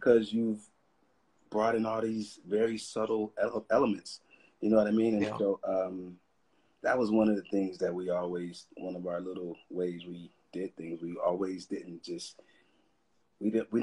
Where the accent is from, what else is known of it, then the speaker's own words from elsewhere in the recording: Peoria, Illinois, United States; now in Los Angeles, United States; growing up in Peoria